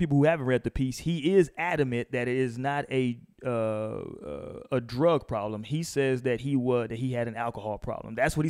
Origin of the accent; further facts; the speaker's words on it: Houston, Texas, United States; I had the privilege of being and growing up in Houston